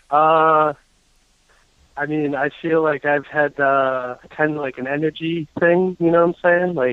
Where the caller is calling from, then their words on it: New York, United States; Hey, I'm from New York.